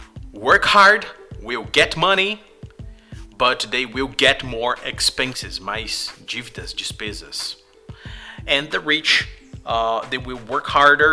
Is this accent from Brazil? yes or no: yes; Brazil; English is a second language; we are from Brazil, and here in our country